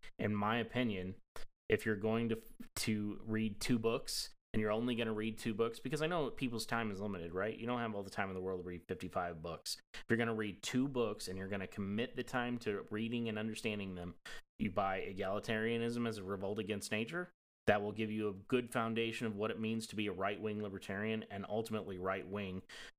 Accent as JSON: {"language": "English", "region": "Appalachia", "country": "United States", "tie": "born or raised there", "accent": "Southern", "said": "So you probably can't tell from my voice because I've trained myself out of that accent stupidly when I was younger. But I grew up in Appalachia"}